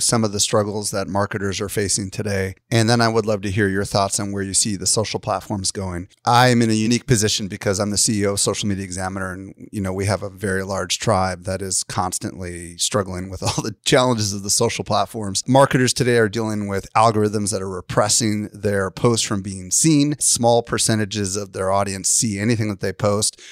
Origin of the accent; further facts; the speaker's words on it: Midwest, United States; I grew up in the Midwest